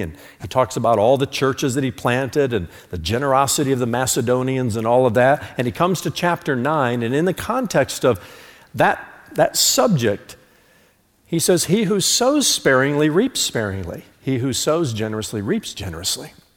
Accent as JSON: {"language": "English", "country": "United States", "said": "I'm an American"}